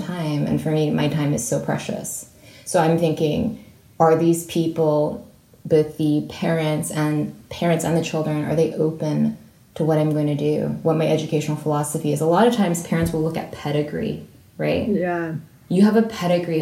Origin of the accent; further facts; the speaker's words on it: San Francisco Bay Area, California, United States; moved away as an adult; also born or lived in Cambridge, England; I was raised in the San Francisco Bay Area